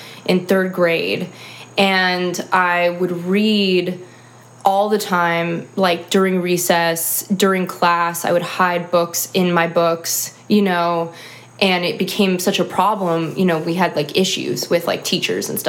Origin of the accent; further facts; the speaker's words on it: Sacramento, California, United States; moved away as an adult; also born or lived in Chicago; I'm from Sacramento, California